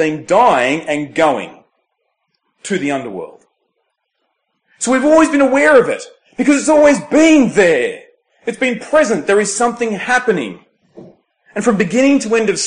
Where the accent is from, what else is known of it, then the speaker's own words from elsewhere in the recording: Temora, New South Wales, Australia; moved away; Temora with this symbol, my hometown